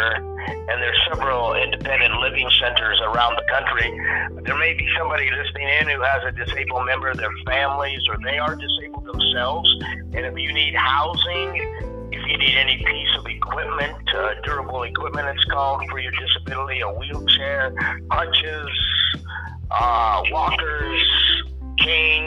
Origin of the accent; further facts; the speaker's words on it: Pittsburgh, Pennsylvania, United States; moved away; I'm originally from Pittsburgh, PA